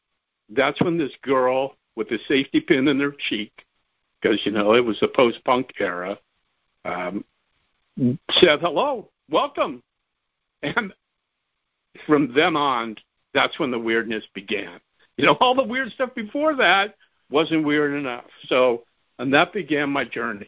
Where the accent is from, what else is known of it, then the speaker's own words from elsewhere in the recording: San Fernando Valley, California, United States; Born and raised in the San Fernando Valley